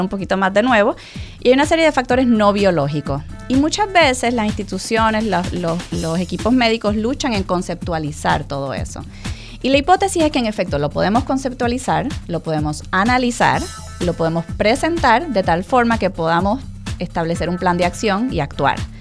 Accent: Puerto Rico; also born or lived in Mexico; soy muy, muy, muy puertorriqueña, pero a la misma vez, eh, porque aquí, aquí crecí, aquí fueron mis años de formación

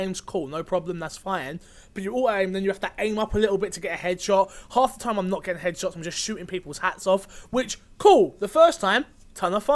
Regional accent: England, United Kingdom; I'm English

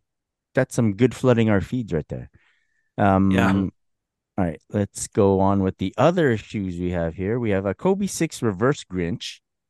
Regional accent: Canada; I don't know how much it affects us either because we're Canadian.

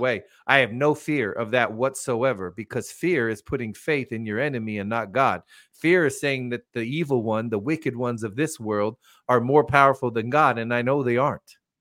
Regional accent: United States; me personally, as an American

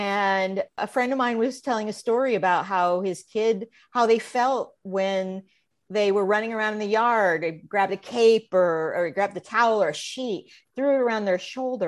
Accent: Illinois, United States; when I look back at when I was a little kid growing up in Central Illinois, I loved to perform.

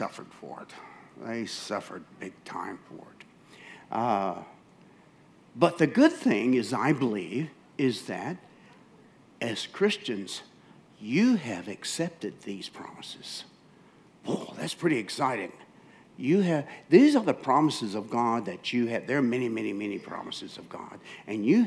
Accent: United States; moved away as an adult; I'm from America, and very American, I'm sorry. I've been here 30 years, but I'm just very American

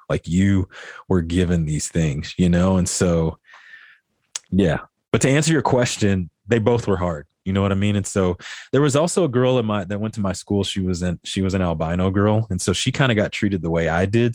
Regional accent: Midland, Texas, United States; I grew up here in Midland, Texas

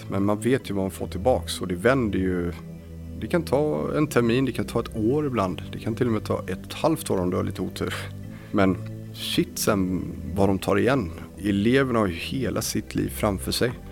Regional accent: Varberg, Halland County, Sweden; moved away as an adult; när jag flyttade hit från Varberg 2006 så flyttade jag till studentlägenheten här

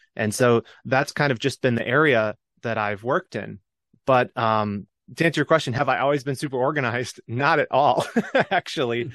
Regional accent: Michigan, United States; moved away as an adult; my home state of Michigan

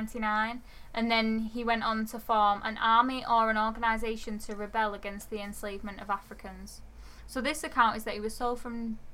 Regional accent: Oldham, North West England, United Kingdom; I was born in Oldham.

